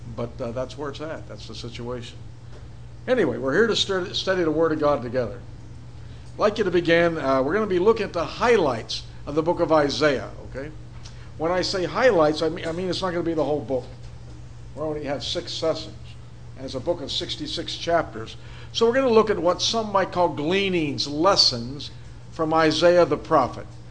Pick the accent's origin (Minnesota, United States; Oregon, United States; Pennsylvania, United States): Pennsylvania, United States; Pittsburgh; when I was growing up in Pittsburgh